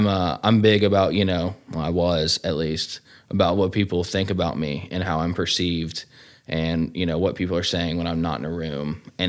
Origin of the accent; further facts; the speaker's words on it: Cumming, Georgia, United States; I'm from Cumming, Georgia, you know, close to the old Decula, Georgia, where we are now. Grew up really in a good family, man.